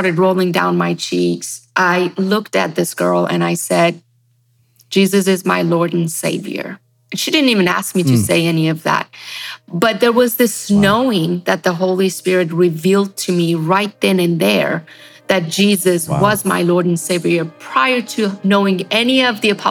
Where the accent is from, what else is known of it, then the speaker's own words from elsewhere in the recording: Iran; moved away; Growing up in Iran, in schools, we were taught